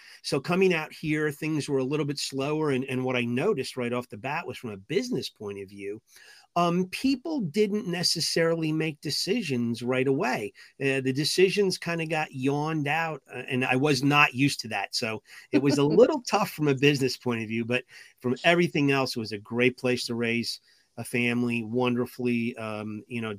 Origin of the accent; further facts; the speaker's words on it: New Jersey, United States; moved away as an adult; also born or lived in Indiana / West Virginia; now in St. Louis, United States; After 5 years in Indiana, then I spent most of my life in Jersey, New Jersey for 32 years